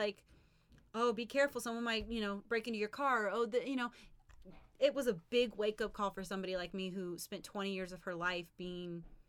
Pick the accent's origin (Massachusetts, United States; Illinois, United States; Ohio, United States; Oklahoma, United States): Oklahoma, United States; also born or lived in Guam / New Mexico / California; I am a military kid. I'm from Oklahoma, but I grew up Oklahoma, Guam, New Mexico, California.